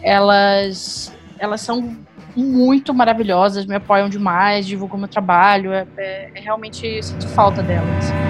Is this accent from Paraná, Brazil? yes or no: no; Florianópolis, Santa Catarina, Brazil; moved away as an adult; now in São José dos Campos, Brazil; Eu moro em São José dos Campos, mas originalmente eu sou de Florianópolis. É, eu me mudei tem pouco tempo para cá.